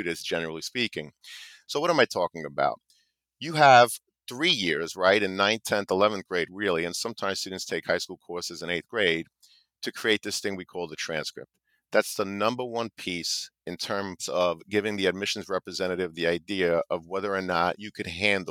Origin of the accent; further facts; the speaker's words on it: New York, United States; I'm from New York